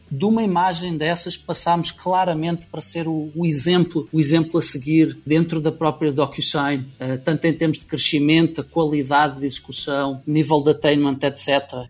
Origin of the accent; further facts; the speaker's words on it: Portugal; moved away as an adult; also born or lived in Lisbon / Silicon Valley; eu iniciei, iniciei obviamente a minha vida em Portugal